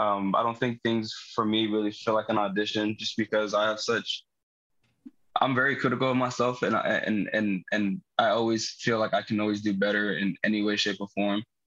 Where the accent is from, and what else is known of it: Fresno, California, United States; born or raised there; moved away as an adult; now in San Diego, United States